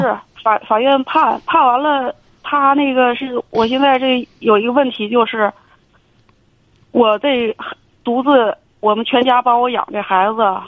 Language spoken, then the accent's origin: Chinese; Heilongjiang, China; now in Beijing, China; 我是一个单亲妈妈，我四十五岁啊。周岁四十五，虚，虚岁四十六。嗯。我，我老家是在黑龙江，现在定居在北京